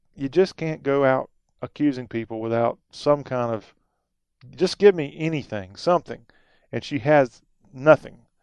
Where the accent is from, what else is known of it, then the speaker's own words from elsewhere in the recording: South Carolina, United States; I grew up in South Carolina